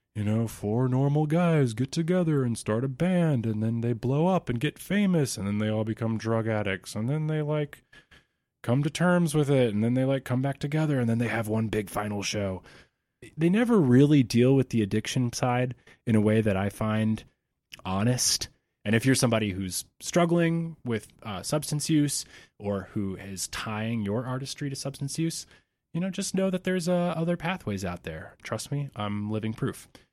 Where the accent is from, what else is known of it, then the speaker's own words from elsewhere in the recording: Georgia, United States; moved away as an adult; I had to move back to my home state of Georgia